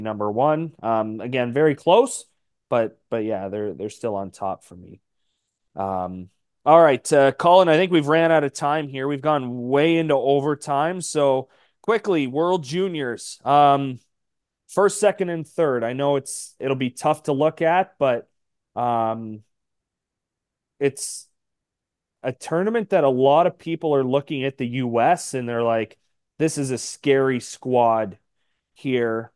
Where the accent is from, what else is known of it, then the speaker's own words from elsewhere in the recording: Canada; we are still Canadian